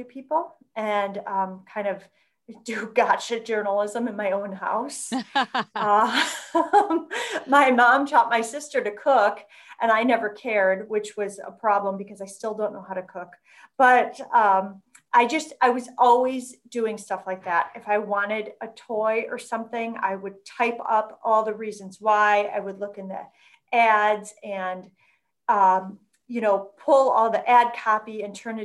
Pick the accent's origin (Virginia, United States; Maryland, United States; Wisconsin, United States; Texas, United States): Wisconsin, United States; Racine; also born or lived in Milwaukee, Wisconsin; I grew up in Racine